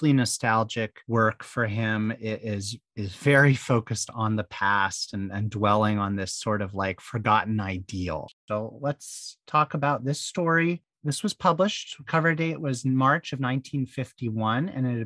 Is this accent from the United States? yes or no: yes; Bay Area, California, United States; I was born in the 80s in the Bay Area